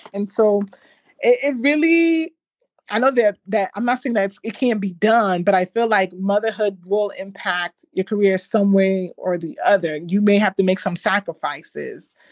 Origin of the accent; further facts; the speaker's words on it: Ghana; I'm Ghanaian, we use shea butter.